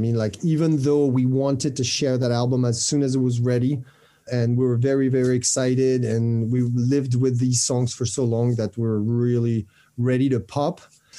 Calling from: France; From France.

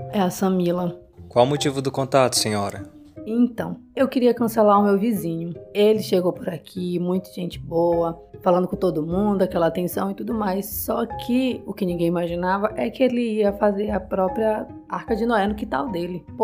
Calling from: Rio de Janeiro, Brazil; eu sou do Rio de Janeiro.

